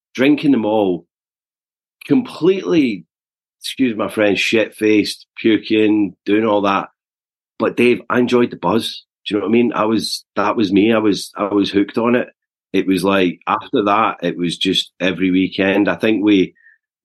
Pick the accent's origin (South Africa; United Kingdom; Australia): United Kingdom; Eaglesham, Scotland; also born or lived in Glasgow; I was born in Glasgow in 1980, so I'm 43 now. But grew up in the south side of Glasgow in a little village called Eaglesham.